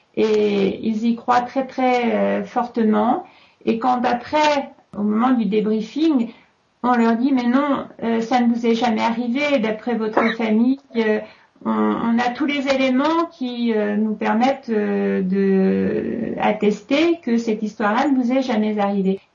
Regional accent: France; chez nous en France

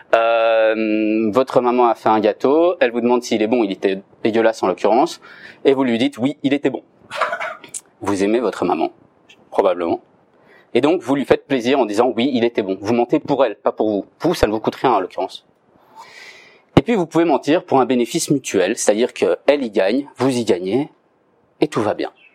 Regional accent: Belgium; Je suis belge, j'habite en Belgique, mais j'étudie à Paris

